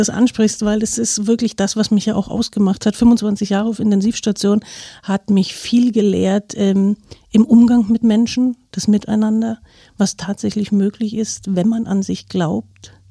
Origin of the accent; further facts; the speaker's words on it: East Germany, Germany; Ich war früher ähm, sehr lange in DDR-Zeit, also ich bin aus der DDR, war ich Leistungssportlerin